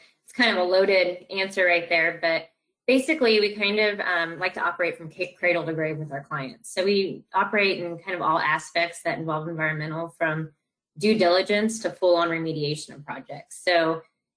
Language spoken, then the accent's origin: English; Salem, Illinois, United States; moved away as an adult; also born or lived in Indianapolis, Indiana / Sacramento, California; now in St. Louis, United States; Grew up in a little tiny town of about less than 8,000 people called Salem, Illinois